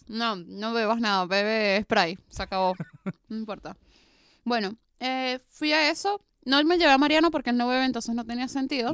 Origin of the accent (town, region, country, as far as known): Venezuela; now in Buenos Aires, Argentina